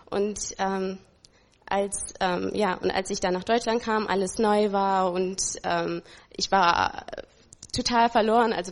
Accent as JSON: {"language": "German", "country": "Ethiopia", "tie": "born there", "said": "Ich bin geboren in Äthiopien."}